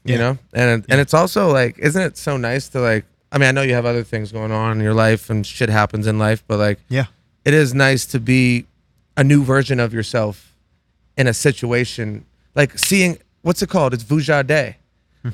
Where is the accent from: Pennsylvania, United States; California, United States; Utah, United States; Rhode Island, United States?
Rhode Island, United States; moved away; also born or lived in North Carolina; I came from Rhode Island.